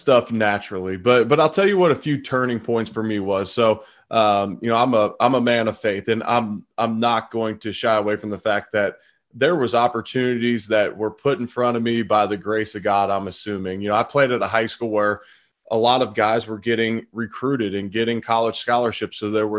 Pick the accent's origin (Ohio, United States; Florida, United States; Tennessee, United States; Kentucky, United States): Ohio, United States; Cincinnati; I'm originally from Cincinnati.